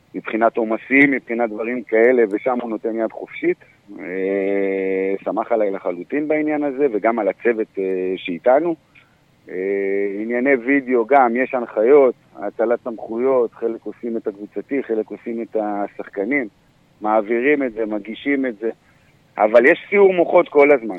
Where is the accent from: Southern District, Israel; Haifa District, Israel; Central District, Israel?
Southern District, Israel; Ashdod; moved away as an adult; now in Kiryat Haim, Israel; אני גדלתי באשדוד, עד גיל עשרים ואחת